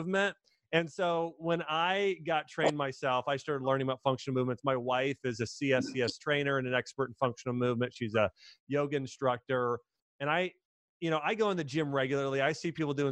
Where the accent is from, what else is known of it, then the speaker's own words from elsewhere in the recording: Dayton, Ohio, United States; I'm from Dayton, Ohio.